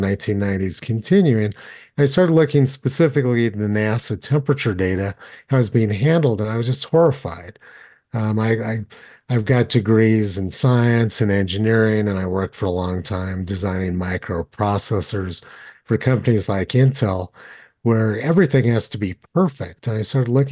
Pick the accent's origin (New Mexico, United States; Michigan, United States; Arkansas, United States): New Mexico, United States; Los Alamos; I grew up in Los Alamos